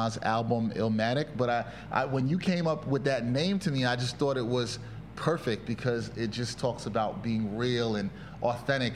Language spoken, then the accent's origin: English; New York City, New York, United States; I'm a Brooklyn born and based sports video journalist hailing from East Flatbush, Brooklyn